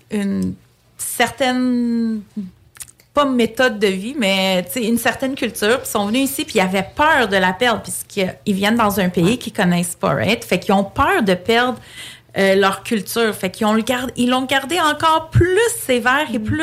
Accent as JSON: {"language": "French", "region": "Quebec", "country": "Canada", "tie": "born there", "said": "Je suis née au Québec, mais je suis d'origine grecque j'ai grandi vraiment dans une famille très, très, très traditionnelle, très grecque, old school."}